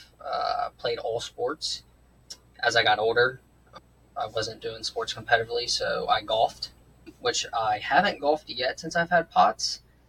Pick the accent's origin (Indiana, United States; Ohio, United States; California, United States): Ohio, United States; Cincinnati; I was born and raised in Cincinnati, Ohio. I do still live here